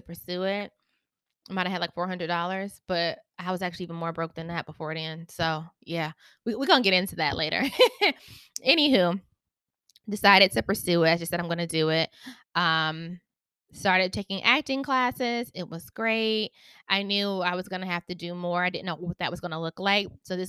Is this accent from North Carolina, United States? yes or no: yes; Charlotte, North Carolina, United States; I am from Charlotte, North Carolina.